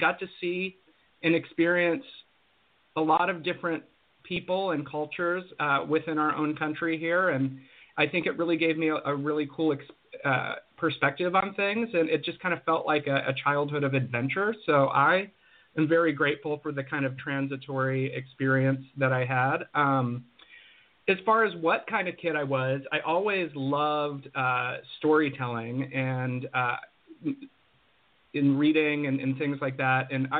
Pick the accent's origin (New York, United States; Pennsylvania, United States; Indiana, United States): Pennsylvania, United States; also born or lived in New Mexico / Colorado / Arizona; And then we moved to Western Pennsylvania, where I went to high school.